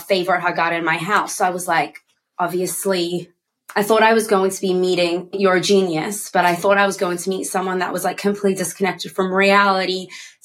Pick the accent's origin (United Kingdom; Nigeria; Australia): Australia; I'm from Australia